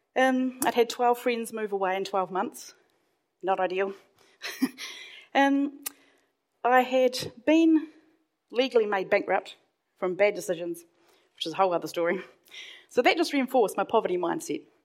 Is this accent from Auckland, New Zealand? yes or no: no; Hawke's Bay, New Zealand; I grew up in Hawke's Bay, and at the time, that's on the east coast of North Island